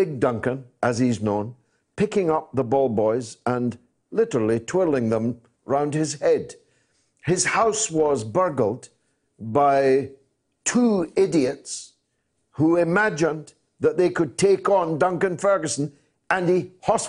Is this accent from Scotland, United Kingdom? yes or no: yes; Dundee, Scotland, United Kingdom; my hometown of Dundee